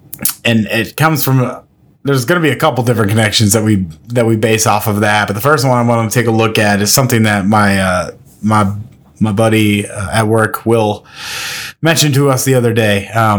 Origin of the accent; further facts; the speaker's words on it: Nebraska, United States; I'm not from Minnesota. I am born and raised in Nebraska, but I, for some reason, inherited that weird A sound thing.